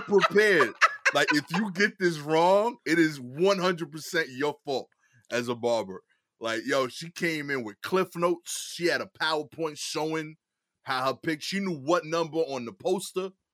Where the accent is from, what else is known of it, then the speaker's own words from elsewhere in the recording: New York City, New York, United States; I'm from East New York